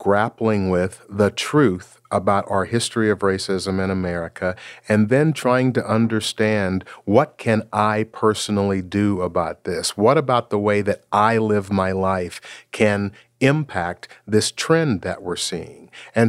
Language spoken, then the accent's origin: English; Seattle, Washington, United States; I'm from Seattle, Washington. That's the home of Starbucks.